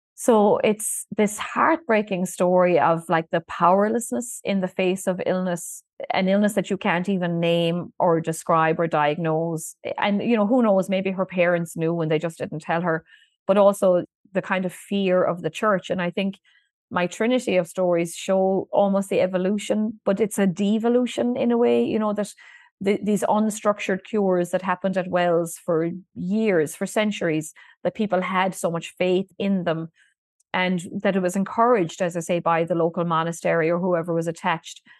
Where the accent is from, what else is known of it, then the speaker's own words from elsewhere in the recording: County Kerry, Munster, Ireland; rural communities where I grew up in Kerry.